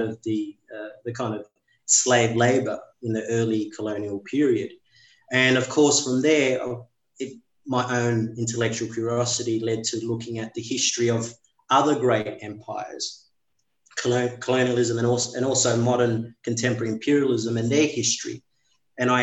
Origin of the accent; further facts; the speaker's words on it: Sydney, New South Wales, Australia; growing up in the working class suburbs in western suburbs of Sydney